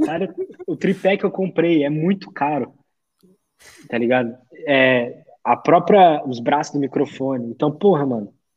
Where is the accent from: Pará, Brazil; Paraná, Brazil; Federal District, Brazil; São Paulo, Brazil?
São Paulo, Brazil; Eu sou de São Paulo aqui